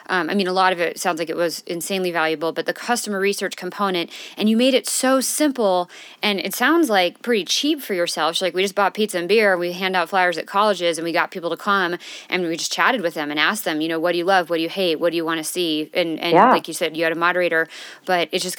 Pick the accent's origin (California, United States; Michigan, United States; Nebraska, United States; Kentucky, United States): California, United States; now in Denver, United States; I'm from California